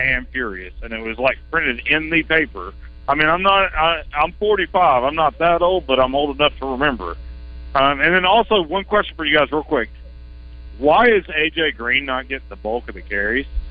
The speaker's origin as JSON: {"language": "English", "region": "Arkansas", "country": "United States", "said": "I was from Arkansas"}